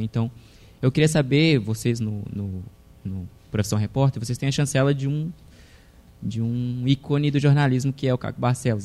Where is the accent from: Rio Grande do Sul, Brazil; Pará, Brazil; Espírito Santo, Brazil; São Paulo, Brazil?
Pará, Brazil; Belém; moved away; eu sou de fora, sou do Pará